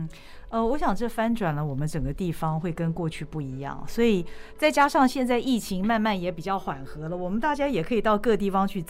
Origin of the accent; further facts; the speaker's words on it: Taiwan; 虽然我们都是台湾人